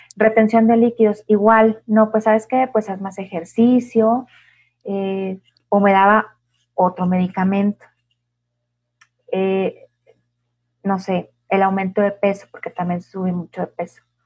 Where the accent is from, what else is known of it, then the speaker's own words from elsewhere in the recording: Chihuahua, Mexico; Yo también soy de Chihuahua